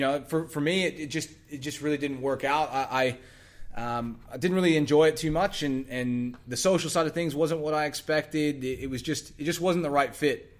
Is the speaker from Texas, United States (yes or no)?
yes; Texas, United States; moved away; I, I'm from Texas originally